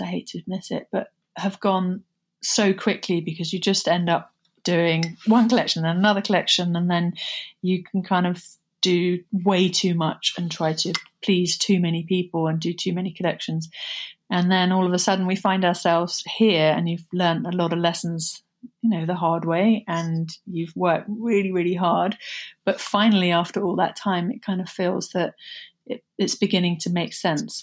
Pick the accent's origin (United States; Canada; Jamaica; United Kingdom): United Kingdom; Somerset, South West England; moved away; also born or lived in London; Growing up in Somerset was um, bucolic. It was, uh, we were, grew up in the middle of nowhere on a, a cider farm overlooking the Somerset levels.